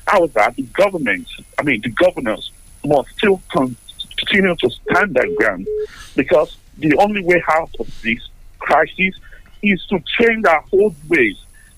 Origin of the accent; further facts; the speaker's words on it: Nigeria; we Nigerians